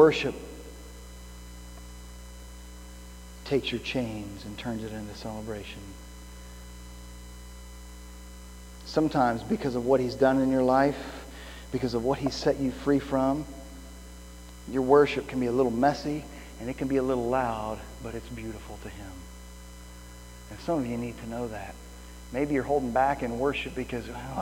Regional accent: Midwest, United States; moved away; I grew up in the Midwest

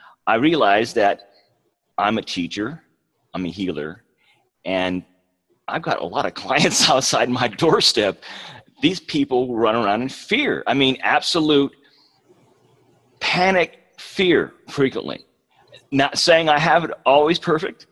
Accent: West Coast, United States; moved away as an adult; now in Oklahoma, United States; I'm from the West Coast

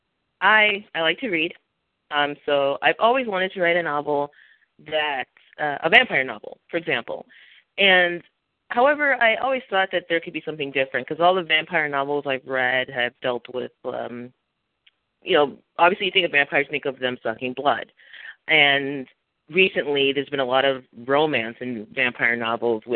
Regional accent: Minnesota, United States; moved away as an adult; also born or lived in San Diego, California; now in Texas, United States; I was born and raised in Minnesota. I now live in Texas

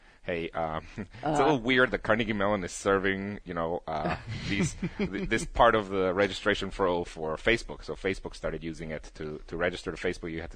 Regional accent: Guatemala; English is a second language; moved away as an adult; now in Pittsburgh, United States; I went to an American school in Guatemala

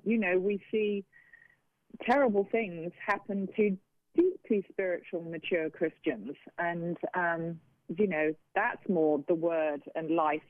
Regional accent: United Kingdom; But, you know, I'm a Brit, and … by name, hardy by nature, and I was determined to survive.

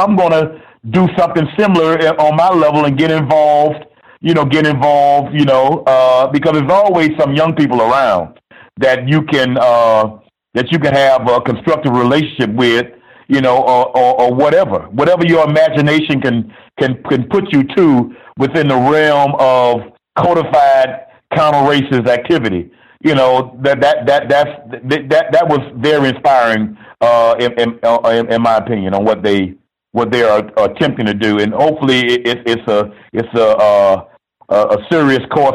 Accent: Miami, Florida, United States; I'm from Miami

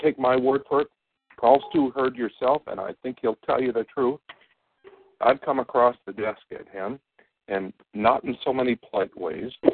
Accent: Bennington, Vermont, United States; moved away as an adult; I moved away from Bennington for about 20 years

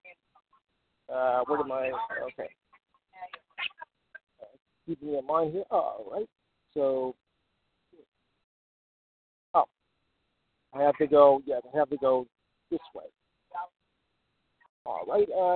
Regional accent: New Jersey, United States; my home state of New Jersey, and proud of it

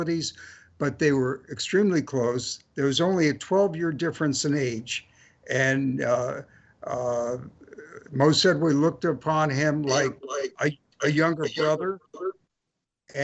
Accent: California, United States; also born or lived in Jacksonville, Florida; I came to California from Jacksonville, Florida in October of 1952

